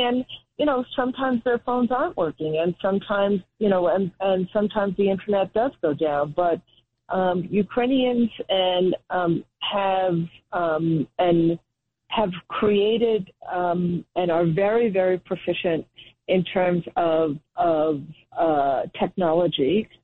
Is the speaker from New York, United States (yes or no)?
yes; Rockland County, New York, United States; also born or lived in Brooklyn, New York; I grew up in Rockland County, New York, so I grew up about 30 miles, 20, 30 miles up from New York City